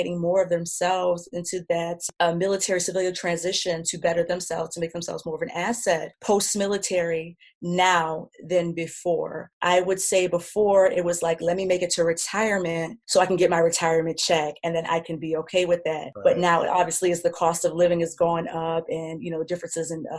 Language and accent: English; New York, United States; moved away as an adult; I'm from New York